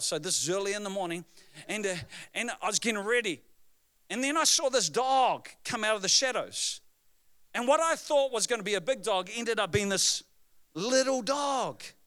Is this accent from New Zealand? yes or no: yes; New Zealand; I am from New Zealand